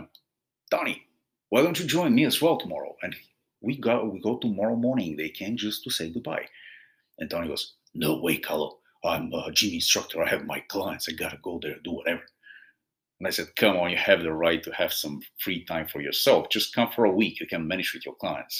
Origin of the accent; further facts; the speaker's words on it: Bulgaria; moved away; I'm originally from Bulgaria